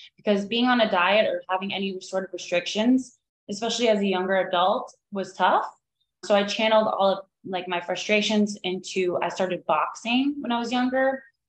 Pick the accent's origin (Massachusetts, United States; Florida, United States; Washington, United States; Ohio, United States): Florida, United States; Miami; moved away as an adult; now in Asheville, United States; I grew up in Miami and growing up in the 90s